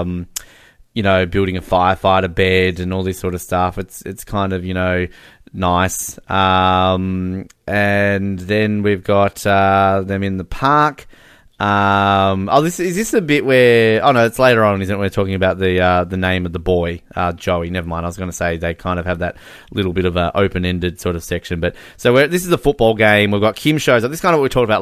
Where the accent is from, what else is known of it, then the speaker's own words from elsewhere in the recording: Australia; As an Australian